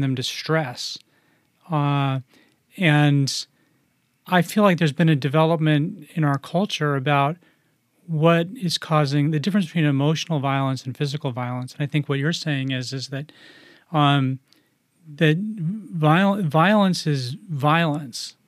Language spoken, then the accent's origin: English; United States; growing up in the United States